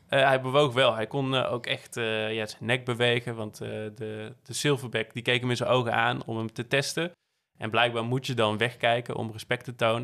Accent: Netherlands; also born or lived in Barcelona; als Nederlander

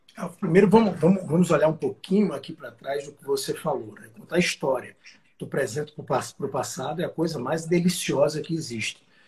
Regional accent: south of Alagoas, Brazil; moved away as an adult; now in São Paulo, Brazil; pelo sotaque, dá para ver que eu não sou de São Paulo, eu sou do Sul, na verdade, do Sul de Alagoas

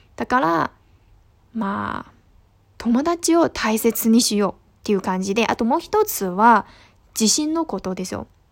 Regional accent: northern China, China; Japanese is a second language; moved away as an adult; now in Hangzhou, China; 生まれも育ちも全部北の方なんですけど

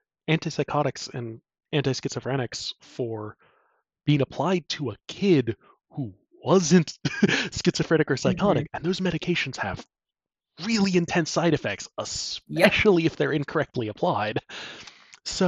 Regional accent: United States; as an American

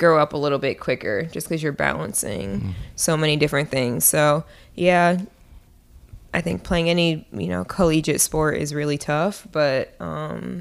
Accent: Robbinsville, New Jersey, United States; also born or lived in Trenton, New Jersey; I am from Robbinsville, New Jersey. I was born in Trenton, New Jersey, and then moved to Robbinsville when I was five.

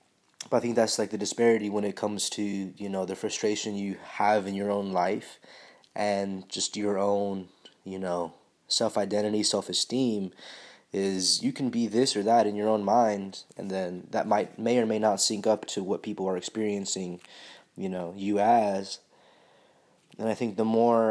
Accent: United States; growing up in the United States is not fucking easy by any fucking stretch of the imagination

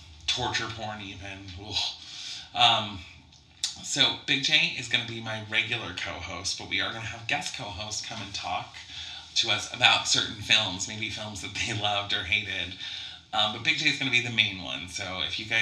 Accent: Coeur d'Alene, Idaho, United States; also born or lived in Michigan; now in Spokane, United States; I'm from Coeur d'Alene, Idaho, which is just right outside of Spokane, Washington

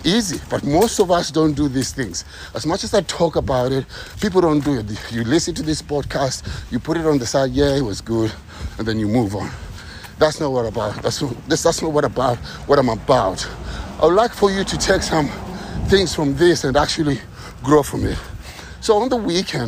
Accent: Kenya; moved away; I'm from the ghetto. I'm from Kenya.

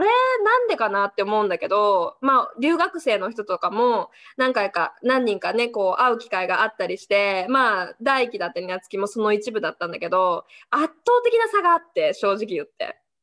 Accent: Japan; also born or lived in Canada; 日本人で生まれて

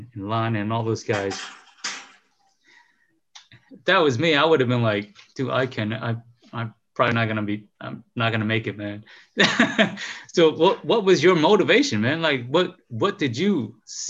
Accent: Chicago, Illinois, United States; growing up in Chicago

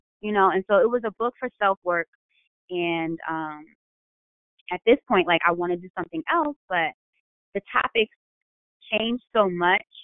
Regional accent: New York, United States; now in Baltimore, United States; I'm from New York

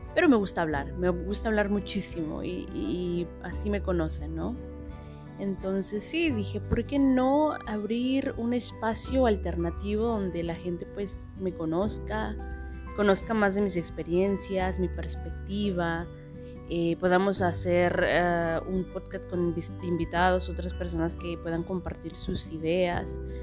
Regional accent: Mexico City, Mexico; moved away as an adult; now in India; nací en la Ciudad de México hace un tiempecito

